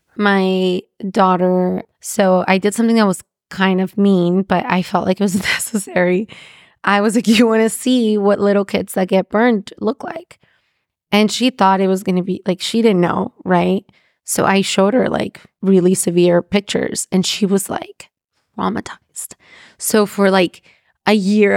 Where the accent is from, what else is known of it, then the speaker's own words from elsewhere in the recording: Mexico; I'm from Mexico